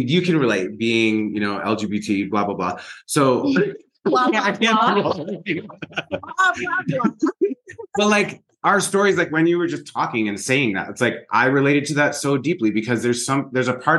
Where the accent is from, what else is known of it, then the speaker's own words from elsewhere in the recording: Long Island, New York, United States; We're both from Long Island